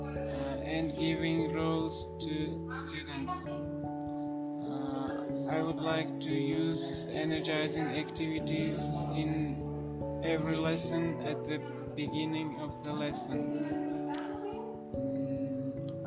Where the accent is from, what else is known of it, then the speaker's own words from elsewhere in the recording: Navoiy Region, Uzbekistan; English is a second language; I am from Navoi region